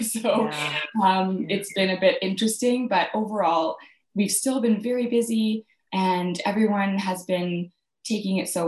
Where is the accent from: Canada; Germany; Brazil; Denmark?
Canada; Calgary, Alberta; also born or lived in Saskatchewan; I grew up in Calgary, Alberta, Canada